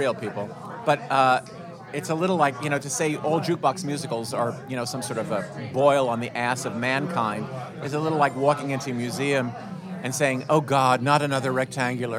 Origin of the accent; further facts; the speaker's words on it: New York, United States; as a New Yorker growing up, red diaper baby like I was